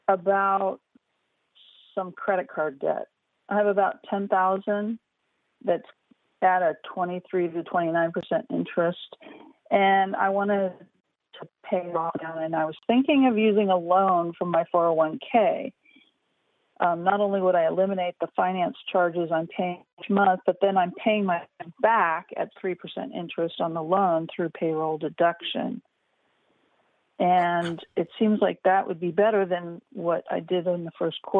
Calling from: California, United States; I'm calling from California.

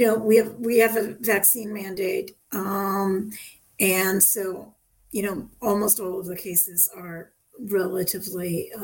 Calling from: Newton, Massachusetts, United States; I'm calling from Newton, Massachusetts. We're just a couple miles outside of Boston.

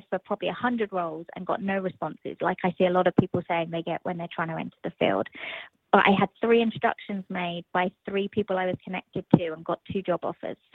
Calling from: Virginia, United States; So I'm in Virginia

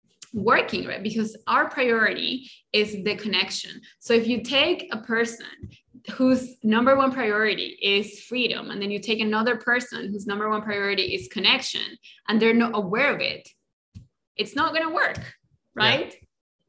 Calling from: Colombia; first language Spanish; English is a second language; I'm in Colombia. I didn't say that at the beginning, but I'm in Colombia and my native language is Spanish, in case you didn't notice, with my accent.

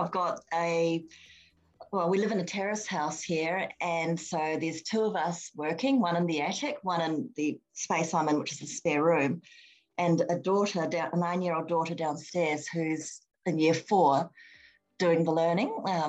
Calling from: Sydney, New South Wales, Australia; I'm phoning from Sydney

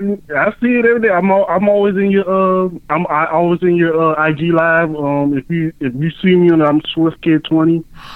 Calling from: Savannah, Georgia, United States; calling from Savannah, Georgia.

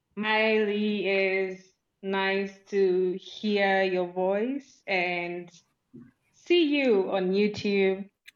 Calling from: Nairobi, Kenya; I'm speaking from Nairobi, Kenya.

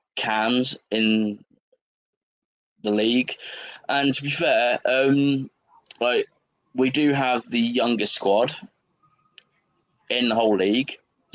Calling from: East of England, United Kingdom; If you look at England on the map, and to the like to the very edge on the right, that's where I am.

